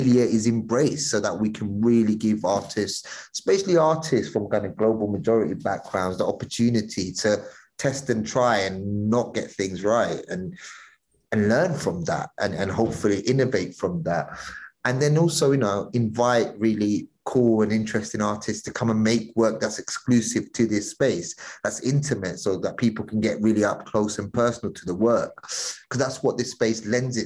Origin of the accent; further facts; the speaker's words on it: London, United Kingdom; I grew up in East London.